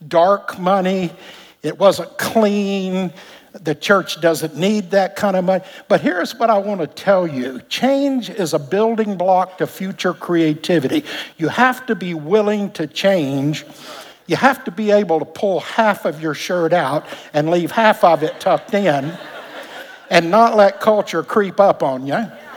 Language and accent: English; Alabama, United States; moved away; Back in Alabama, we grew up in Pentecost